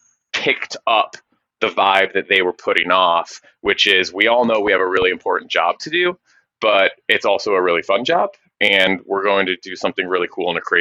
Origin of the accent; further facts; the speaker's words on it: Michigan, United States; moved away; growing up in Michigan